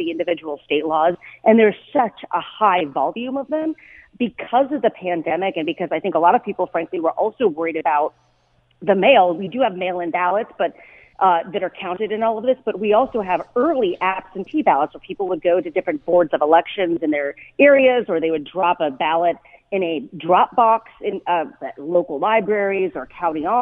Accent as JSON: {"language": "English", "country": "United States", "said": "as an American."}